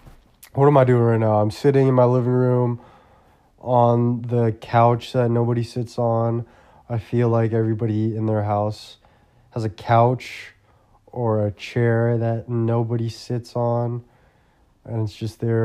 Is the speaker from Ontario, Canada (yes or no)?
no; Port Coquitlam, British Columbia, Canada; And I grew up in Poco, right?